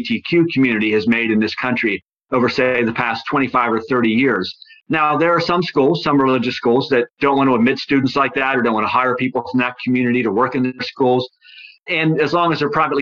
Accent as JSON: {"language": "English", "region": "Western Pennsylvania", "country": "United States", "tie": "born or raised there", "said": "When I was a kid growing up in Western Pennsylvania, the town I lived in had probably 10 or 12 Catholic schools"}